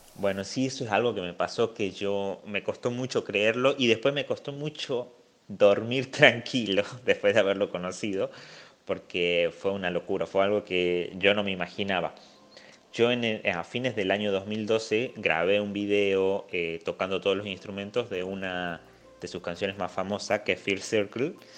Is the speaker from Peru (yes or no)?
no; Simoca, Tucumán, Argentina; en Simoca, de donde soy